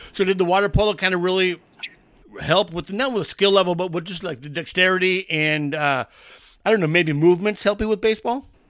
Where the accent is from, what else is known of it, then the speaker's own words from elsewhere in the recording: San Diego, California, United States; born and raised in San Diego